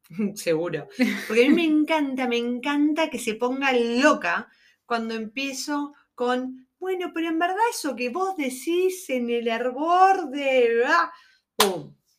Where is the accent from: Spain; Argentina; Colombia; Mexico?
Argentina; somos argentinas